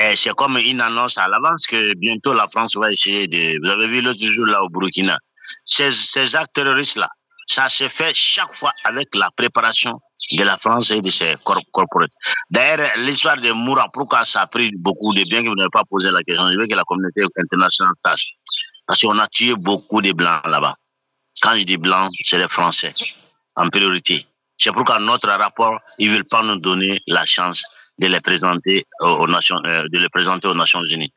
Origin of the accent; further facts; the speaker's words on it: Mali; je suis malien